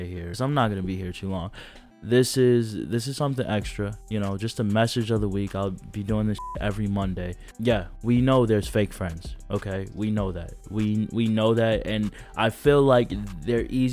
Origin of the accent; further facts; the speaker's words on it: DuPage County, outside Chicago, Illinois, United States; I'm originally from DuPage County. That's a county outside of Chicago